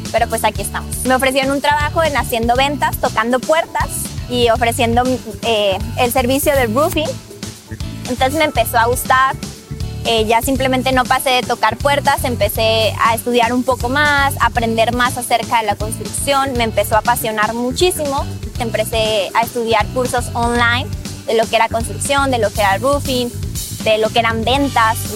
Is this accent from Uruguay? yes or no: no; Mexico; moved away as an adult; now in United States; soy mexicana y el nombre de mi compañía es King Roof Renovation. Yo emigré a Estados Unidos hace cuatro años. En México estaba estudiando mi carrera universitaria.